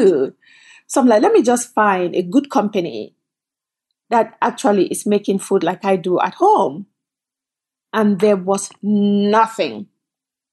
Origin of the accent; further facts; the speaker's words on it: Cameroon; moved away as an adult; also born or lived in Canada; now in United States; I came from Cameroon, but I actually came from Canada. So I left Cameroon, went to college in Canada, and then left and came to the United States